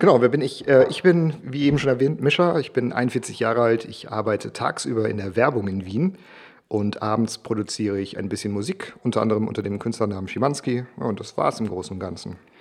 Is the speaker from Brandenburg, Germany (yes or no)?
no; Bielefeld, North Rhine-Westphalia, Germany; also born or lived in Gibraltar; ich bin 81 geboren auf Gibraltar. Ich bin mit meinen Eltern dann mit vier Jahren, also ich war vier, meine Eltern waren offensichtlich älter, nach Deutschland gezogen und bin dort in Westdeutschland in Bielefeld aufgewachsen.